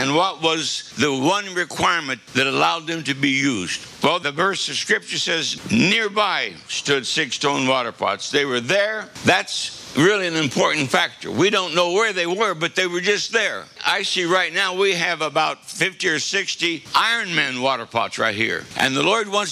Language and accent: English; Kansas, United States; I'm from Kansas.